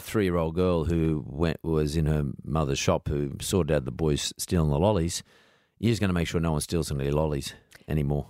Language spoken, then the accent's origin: English; Sydney, New South Wales, Australia; I grew up in Punch Bowl